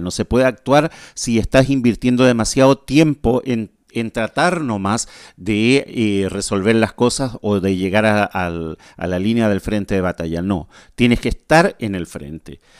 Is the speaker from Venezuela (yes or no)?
no; Chile; now in Asunción, Paraguay; desde Asunción paraguayo, soy chileno, nacido en Chile